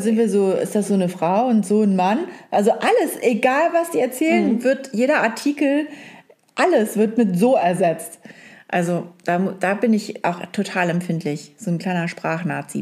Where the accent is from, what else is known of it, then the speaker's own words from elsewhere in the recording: hometown in northern Germany, Germany; accent: Norddeutsch; in meiner Heimatstadt, die reden ja alle auch ein bisschen Norddeutsch da, ne? so ein bisschen breiter.